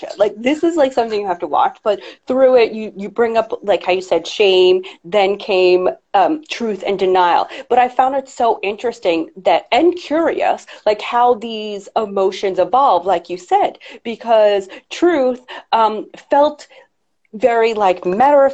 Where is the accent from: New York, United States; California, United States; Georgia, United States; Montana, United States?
New York, United States; I'm a New Yorker